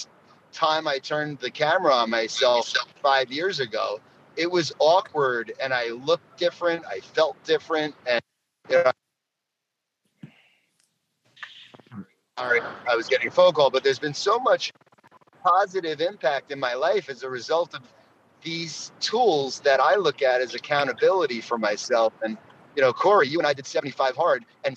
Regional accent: New York, United States; I'm a New Yorker

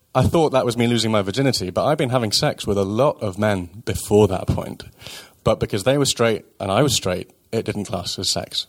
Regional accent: United Kingdom; I'm British

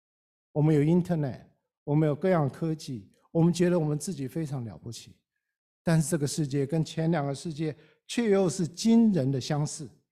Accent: China; 我们中国人讲了几千年天人合一

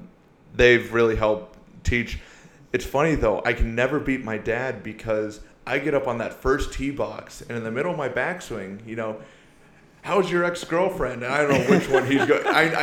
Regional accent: Iowa, United States; also born or lived in Seoul, South Korea; Well, don't let the blonde hair, blue eyes fool you. You know, I grew up in Iowa, you know, since I was a kid.

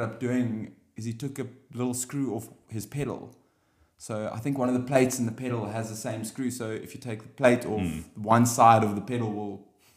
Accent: South Africa; being the South African

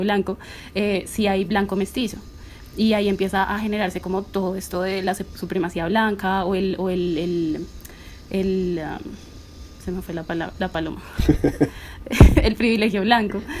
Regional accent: Bogotá, Colombia; yo soy eh, de Bogotá

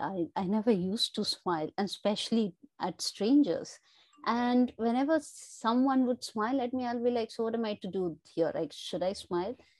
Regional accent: India; I come from India

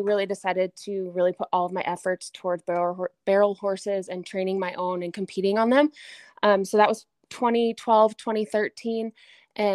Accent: Gillette, Wyoming, United States; So I was born and raised in Gillette, Wyoming, which is in the northeast corner of the state.

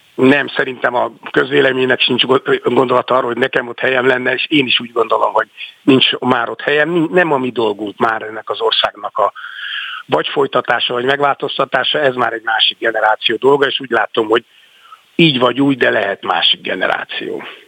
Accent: Budapest, Hungary; also born or lived in Szombathely; újlipott városi gyerek számára, aki egyébként tényleg szombathelyen születtem, de ez csak egy véletlen néhány hónapot éltem ott, aztán visszajöttünk Pestre.

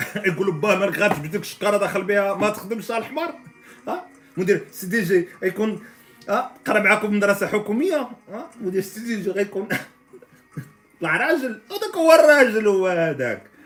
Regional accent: Morocco; عندنا في المغرب

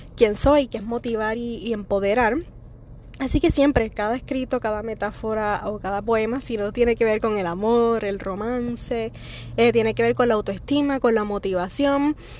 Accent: Puerto Rico; yo soy de Puerto Rico.

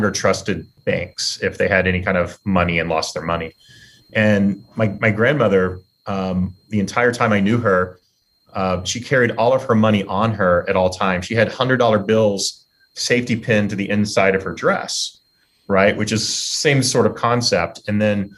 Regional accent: Texas, United States; I grew up in Texas

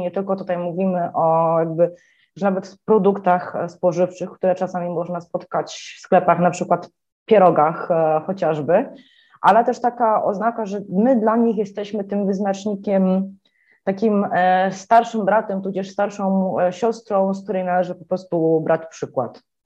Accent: Poland; moved away as an adult; now in Bucharest, Romania; jestem z Polski, że tu się przeprowadziłam

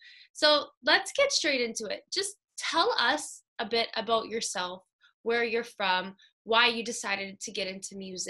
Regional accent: Vaughan, Ontario, Canada; I'm from Vaughan.

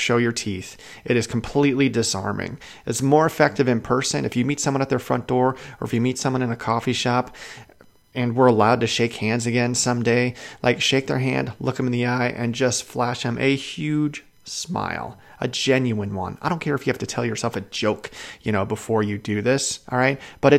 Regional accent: Chicago, Illinois, United States; also born or lived in Washington State; now in Idaho, United States; I lived in Washington State. I live in Idaho. I'm from Chicago.

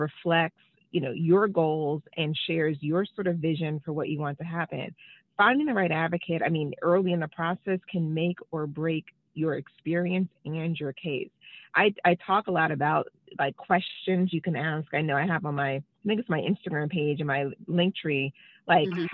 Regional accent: New York, United States; moved away as an adult; now in Washington, D.C., United States; I'm originally from New York, born and raised, but I've been in D.C. for a really long time.

